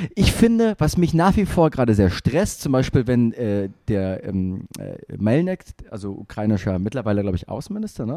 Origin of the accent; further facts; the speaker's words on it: Germany; Deutschland ist manchmal doch gar nicht so schlecht. Wir sind so ein bisschen wie die Japaner